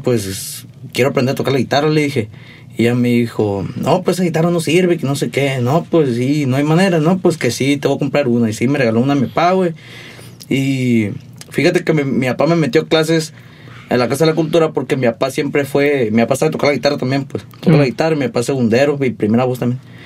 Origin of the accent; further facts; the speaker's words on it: Hermosillo, Sonora, Mexico; also born or lived in Querobabi; yo sí soy nacido aquí